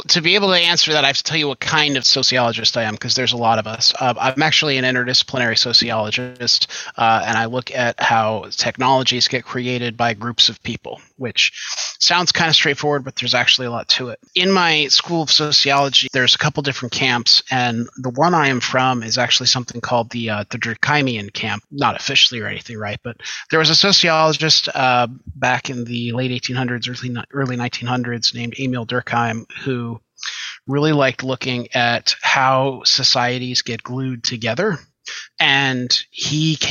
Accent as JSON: {"language": "English", "region": "Western New York", "country": "United States", "tie": "born or raised there", "said": "I grew up out in Western New York"}